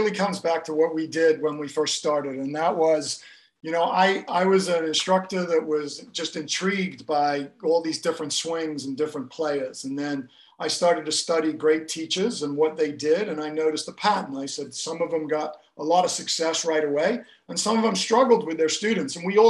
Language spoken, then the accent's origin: English; Kenya; moved away as an adult; also born or lived in Gloucester, England; now in United States; in a town called Gloucester, which is in England, but I left when I was very young, 6 months old, and I grew up in Kenya in Africa, and I grew up all over Africa. And then I came to America to play college golf and soccer back in the early 80s.